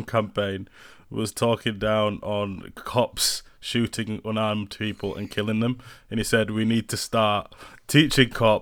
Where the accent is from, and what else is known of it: Huddersfield, Yorkshire and the Humber, United Kingdom; born or raised there; also born or lived in Jamaica